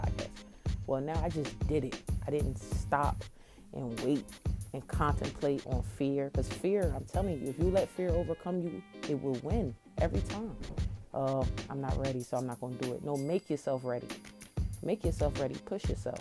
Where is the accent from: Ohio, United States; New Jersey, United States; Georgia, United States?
New Jersey, United States; Trenton; I'm from Trenton, New Jersey